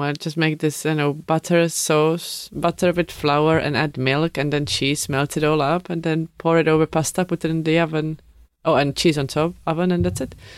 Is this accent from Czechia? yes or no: yes; Czechia; English is a second language; moved away as an adult; now in United Kingdom; I come from Czech. Now I've been living here